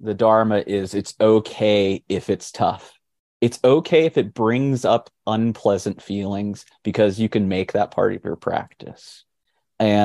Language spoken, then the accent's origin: English; Fort Walton Beach, Florida, United States; moved away as an adult; now in Nashville, United States; where I was growing up in Fort Walton Beach, Florida